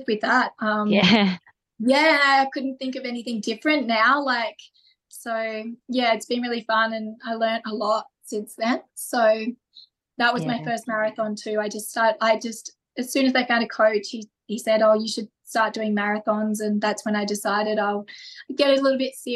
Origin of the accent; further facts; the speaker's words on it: Forster, New South Wales, Australia; now in Gold Coast, Australia; I grew up in Foster down in New South Wales.